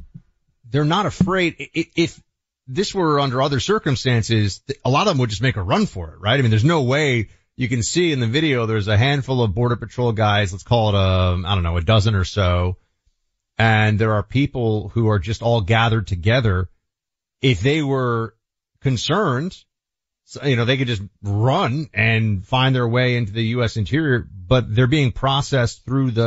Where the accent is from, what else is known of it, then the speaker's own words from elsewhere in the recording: New York City, New York, United States; moved away as an adult; now in Florida, United States; New York City, which I will always consider my hometown, even though technically, I am a Floridian now